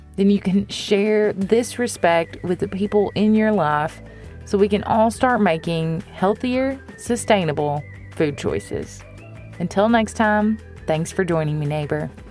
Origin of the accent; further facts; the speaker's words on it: United States; as American consumers